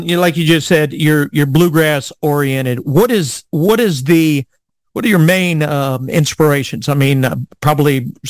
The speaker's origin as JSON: {"language": "English", "region": "South Louisiana", "country": "United States", "accent": "Louisiana drawl, Cajun", "moved": "yes", "lives_now": "Arkansas, United States", "said": "I'm originally from South Louisiana, and I had a Louisiana drawl. That Cajun was really thick. And when I turned, when we moved to Arkansas, which is where I'm at now"}